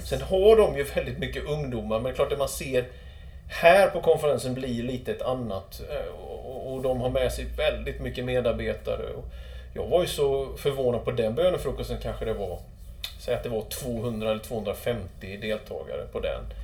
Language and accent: Swedish; Sweden; jag var från Sverige